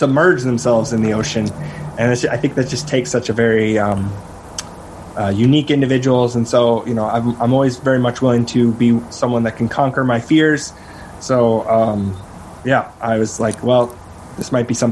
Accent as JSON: {"language": "English", "region": "South Dakota", "country": "United States", "tie": "born or raised there", "said": "I grew up in my home state of South Dakota, in the Midwest"}